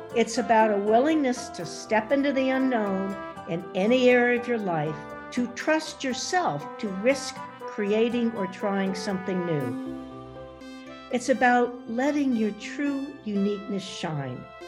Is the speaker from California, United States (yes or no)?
no; Princeton, New Jersey, United States; I grew up in Princeton, New Jersey